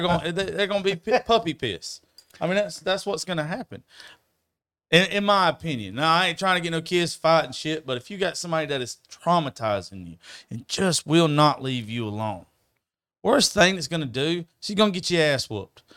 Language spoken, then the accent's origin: English; United States; moved away; my business is not in my hometown.